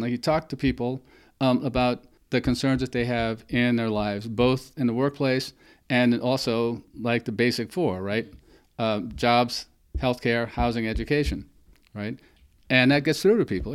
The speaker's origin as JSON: {"language": "English", "region": "the Jim Crow South", "country": "United States", "tie": "born or raised there", "said": "I grew up in the Jim Crow South"}